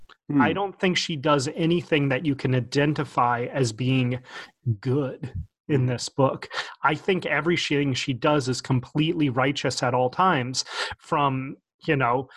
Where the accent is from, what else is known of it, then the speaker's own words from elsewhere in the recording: Richmond, Virginia, United States; born there; also born or lived in Baton Rouge / New Orleans / Nashville; I'm not a true Southerner because I moved around so much, but I was born in Richmond and lived in Baton Rouge and New Orleans and Nashville for a significant chunk of my life.